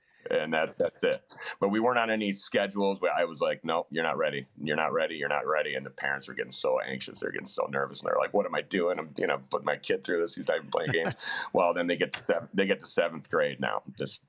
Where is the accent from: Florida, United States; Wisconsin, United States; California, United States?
Wisconsin, United States; Appleton; also born or lived in St. Paul, Minnesota; I moved from St. Paul to Appleton